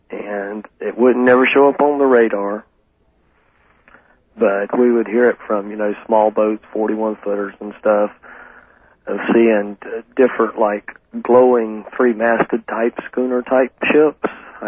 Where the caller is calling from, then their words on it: Jacksonville, Florida, United States; Jacksonville, Florida.